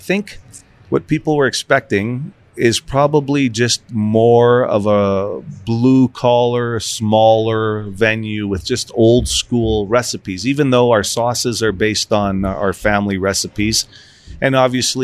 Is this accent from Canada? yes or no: yes; Winnipeg, Manitoba, Canada; I grew up in the West End and so did my cousin